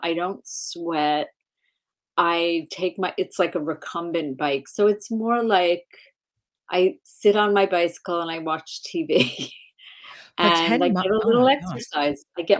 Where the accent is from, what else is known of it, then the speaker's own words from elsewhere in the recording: Long Island, New York, United States; I grew up on Long Island